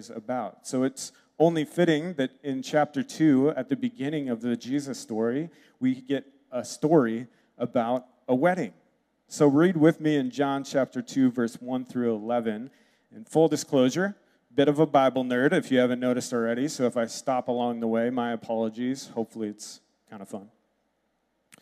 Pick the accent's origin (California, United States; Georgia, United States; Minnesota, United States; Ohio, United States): Minnesota, United States; Red Wing; moved away; also born or lived in Wisconsin; I was born in Red Wing, lived in Wisconsin. I've got the like stoic Swede thing down.